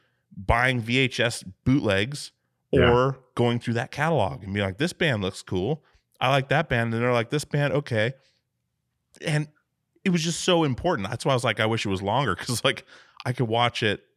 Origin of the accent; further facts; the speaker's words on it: Alaska, United States; I grew up in Alaska